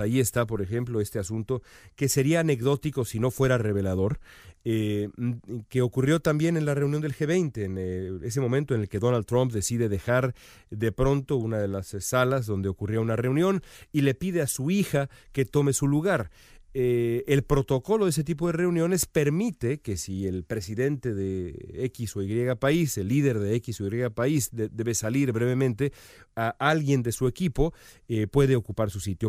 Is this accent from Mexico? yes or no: yes; Mexico; los mexicanos sabemos